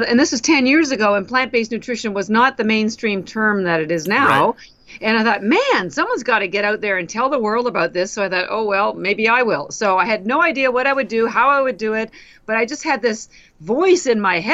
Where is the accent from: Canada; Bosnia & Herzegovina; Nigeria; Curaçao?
Canada; moved away as an adult; now in Boston, United States; I'm actually Canadian, but I've lived in Boston, Massachusetts for almost 33 years now